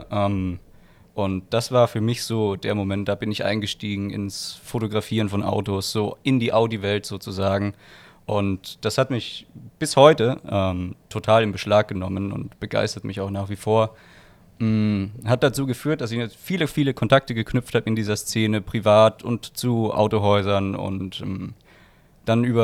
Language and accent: German; Graz, Styria, Austria; Also ich bin 25 Jahre alt, bin gebürtiger Österreicher, komme aus dem schönen Graz.